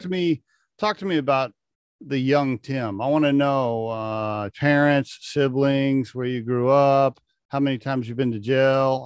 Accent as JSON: {"language": "English", "region": "Oklahoma", "country": "United States", "tie": "born or raised there", "said": "I grew up in Oklahoma, coincidentally, uh, right next to Kansas"}